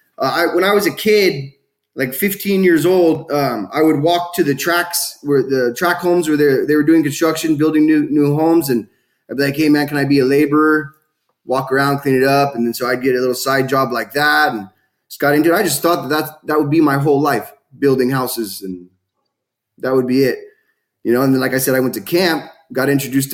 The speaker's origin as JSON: {"language": "English", "region": "California", "country": "United States", "tie": "born or raised there"}